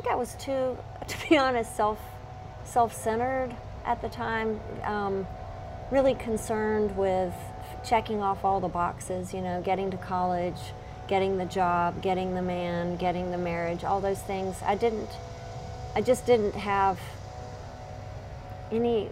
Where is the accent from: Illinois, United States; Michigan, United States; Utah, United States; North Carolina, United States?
North Carolina, United States; Charlotte; I grew up in Myers Park